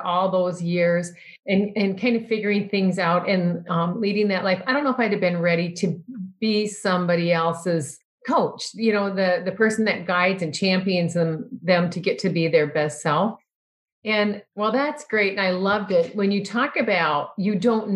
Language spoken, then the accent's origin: English; Iowa, United States; now in Minnesota, United States; I grew up in Iowa